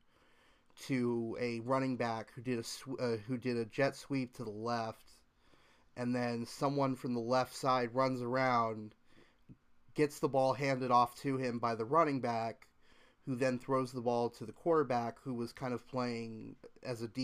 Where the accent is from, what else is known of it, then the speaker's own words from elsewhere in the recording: Orlando, Florida, United States; Orlando, which is my hometown